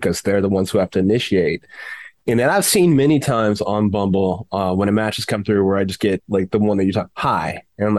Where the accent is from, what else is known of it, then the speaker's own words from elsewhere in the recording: California, United States; now in Indiana, United States; I'm from California